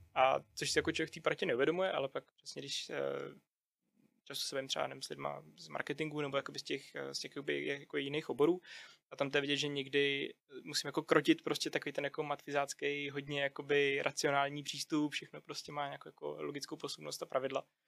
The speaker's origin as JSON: {"language": "Czech", "country": "Czechia", "said": "jako Češi"}